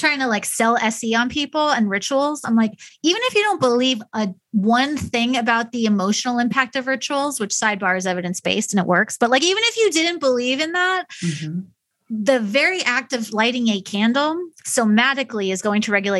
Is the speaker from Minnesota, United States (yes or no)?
no; New York, United States; now in Midwest, United States; I'm from New York, so I was not raised with the value of honesty, but I was raised with the value of be direct.